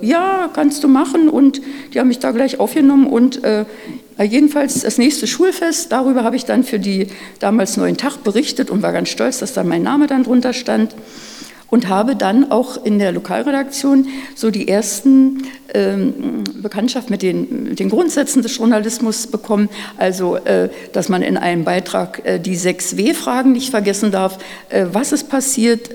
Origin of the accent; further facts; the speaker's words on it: Neuruppin / Oderbruch, Brandenburg, Germany; Wir sind dann aufs Dorf gezogen, ins Oderbruch